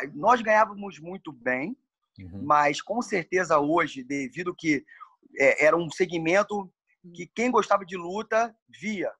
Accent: Rio de Janeiro, Brazil; also born or lived in California; eu sou nascido e criado no Meia e é um bairro de subúrbio do Rio de Janeiro

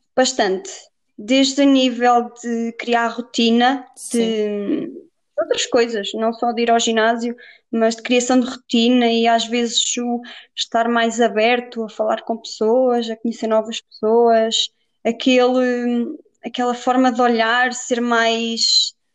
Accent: Viseu, Portugal; also born or lived in Guarda; sou de Viseu

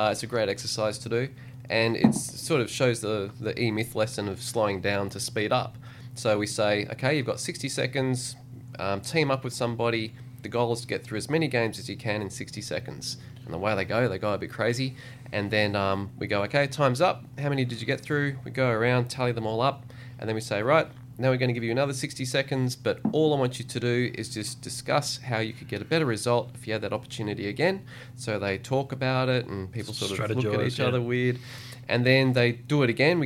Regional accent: Australia; also born or lived in Sydney, Australia / Noosa, Australia; I grew up half in Sydney and half in Noosa.

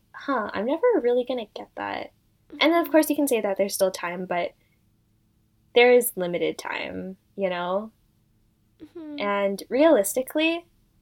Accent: Canada; I grew up in Canada my entire life

